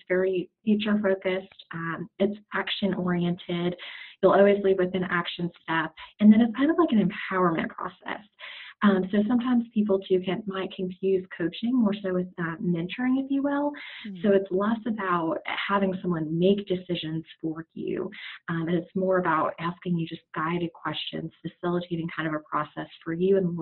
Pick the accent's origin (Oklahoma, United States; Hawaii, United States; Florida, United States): Florida, United States; Naples; now in Charlotte, United States; I was raised in Naples, Florida